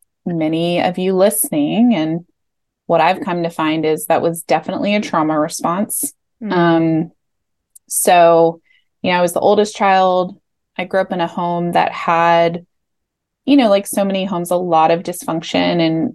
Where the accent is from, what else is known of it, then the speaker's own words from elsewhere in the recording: Los Angeles, California, United States; I was born in Los Angeles, and just to paint a little picture, I was born in the 80s in Los Angeles. The Rodney King riots happened while I was a kid, like in my neighborhood.